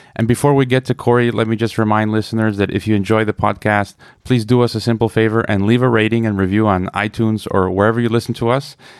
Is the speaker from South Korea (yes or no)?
no; United States; as an American